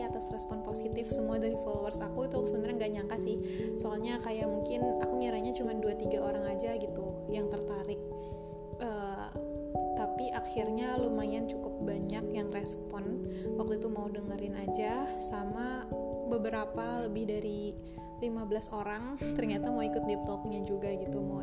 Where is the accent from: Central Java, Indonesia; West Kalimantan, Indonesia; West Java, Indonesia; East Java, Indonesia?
West Java, Indonesia; Bekasi; also born or lived in Jakarta; now in Banjar, Indonesia; Aku lahir di Jakarta, tinggal di Bekasi Sekolah dari TK sampai SMA itu aku di Bekasi Tapi kuliah di Jakarta